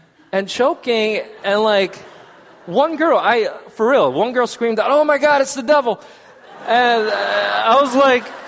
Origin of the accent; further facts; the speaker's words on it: South Korea; now in United States; I'm South Korean. But I am American citizen